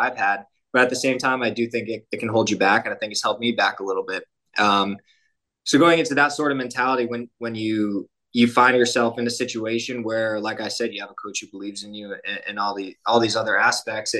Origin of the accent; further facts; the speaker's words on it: Storrs, Connecticut, United States; now in San Antonio, United States; I'm from Storrs, Connecticut. It's a small town up in Connecticut, right where the university is.